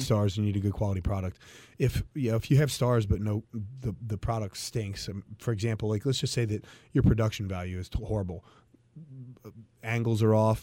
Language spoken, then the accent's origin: English; Cincinnati, Ohio, United States; I'm from Cincinnati